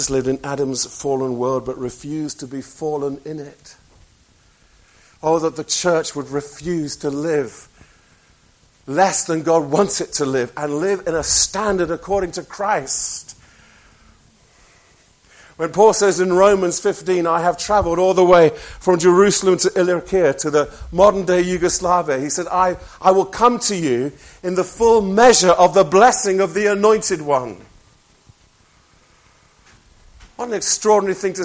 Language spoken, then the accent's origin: English; near Birmingham, West Midlands, United Kingdom; I was born near Birmingham